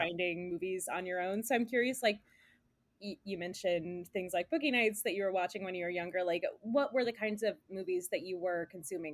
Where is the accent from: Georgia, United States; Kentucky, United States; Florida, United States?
Georgia, United States; Flowery Branch; now in New York, United States; I'm from Flowery Branch